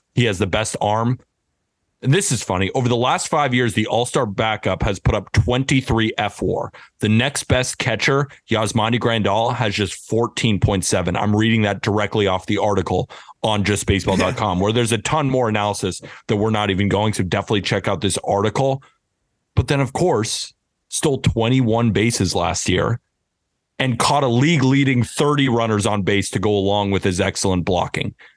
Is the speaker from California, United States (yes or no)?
yes; Santa Barbara, California, United States; I am from Santa Barbara, California